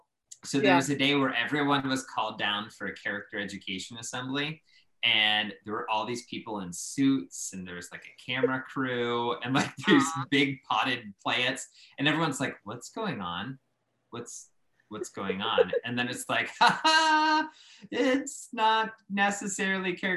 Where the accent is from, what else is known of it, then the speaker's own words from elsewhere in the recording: Pittsburgh, Pennsylvania, United States; moved away as an adult; also born or lived in Central Ohio / Española, New Mexico; I was a kid from Pittsburgh who went to school in Central Ohio at Otterbein